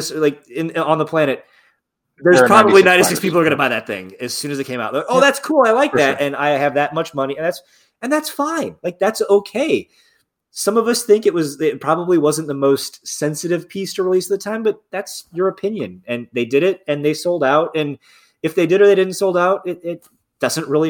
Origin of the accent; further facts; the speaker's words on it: South Bend, Indiana, United States; I grew up in like Northern Indiana.